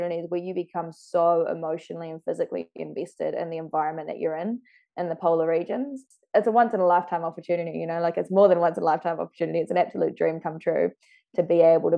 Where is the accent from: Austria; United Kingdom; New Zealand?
New Zealand; being a New Zealander